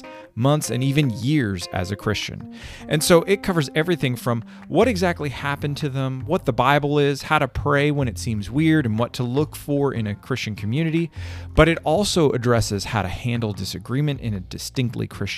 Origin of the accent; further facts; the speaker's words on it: Canada; moved away as an adult; now in United States; I'm from Canada